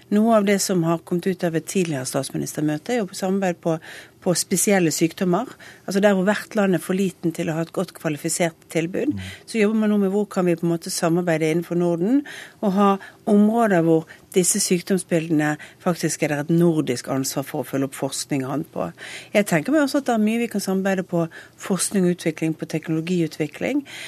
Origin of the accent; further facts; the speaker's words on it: Western Norway, Norway; jeg kommer fra Vestlandet